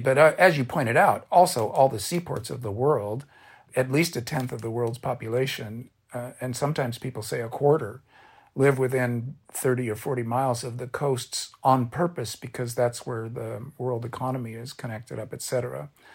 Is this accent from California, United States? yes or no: yes; Orange County, California, United States; I'm a beach kid. I grew up in Orange County